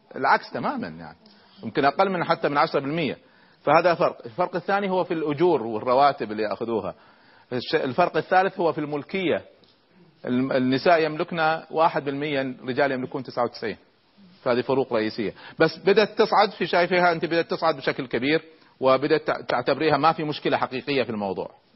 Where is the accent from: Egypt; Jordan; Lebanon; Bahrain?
Egypt; عندنا في مصر